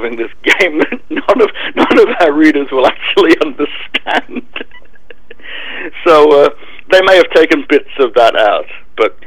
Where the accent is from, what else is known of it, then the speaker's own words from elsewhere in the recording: United Kingdom; I'm British.